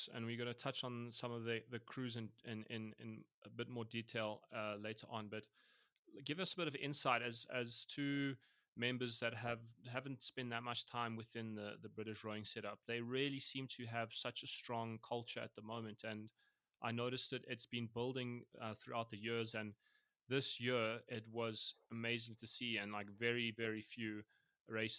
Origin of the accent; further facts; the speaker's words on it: South Africa; a South African